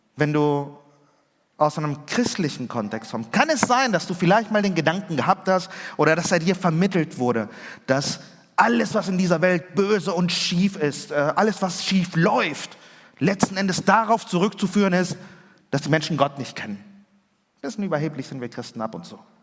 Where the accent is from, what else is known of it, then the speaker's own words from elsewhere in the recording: Germany; also born or lived in Chile; ich war in den ersten beiden Schuljahren, ja, zur dritten Klasse bin ich nach Deutschland gekommen